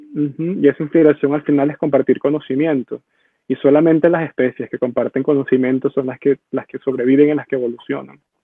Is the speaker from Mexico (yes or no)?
no; Venezuela; moved away as an adult; la Venezuela que yo crecí